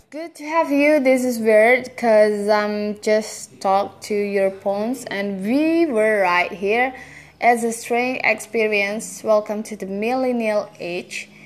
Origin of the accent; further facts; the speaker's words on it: South Africa; I grew up in South Africa during a time known as uh, apartheid